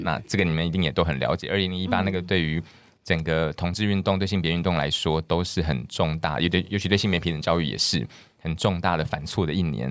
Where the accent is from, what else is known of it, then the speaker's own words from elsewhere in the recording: Kinmen, Fujian Province, Taiwan; moved away; 我会到我的家乡金门，因为我是公费生、公费医师，所以会到家乡服务